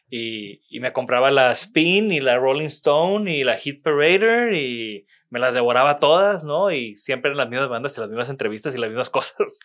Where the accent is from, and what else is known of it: Mexico; moved away as an adult; now in Monterrey, Mexico